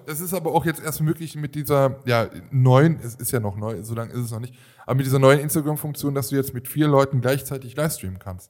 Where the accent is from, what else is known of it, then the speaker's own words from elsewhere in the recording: Germany; wir jetzt als Deutsche.